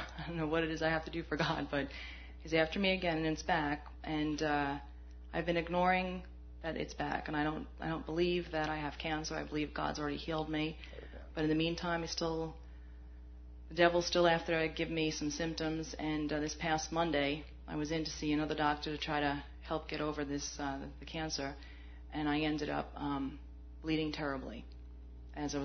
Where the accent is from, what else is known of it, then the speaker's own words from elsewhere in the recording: Philadelphia, Pennsylvania, United States; I'm from Philadelphia